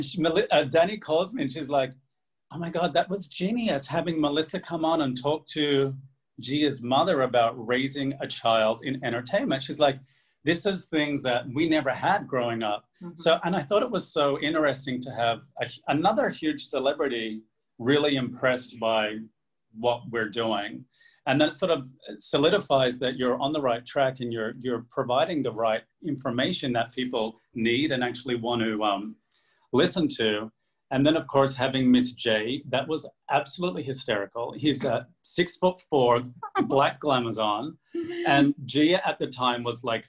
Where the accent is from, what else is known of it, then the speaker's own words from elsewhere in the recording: Australia; moved away; I grew up in Australia